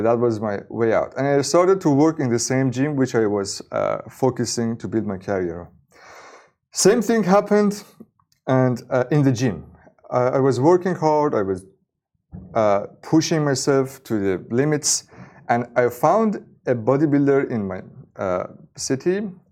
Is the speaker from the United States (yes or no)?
no; Iran; I was born in Iran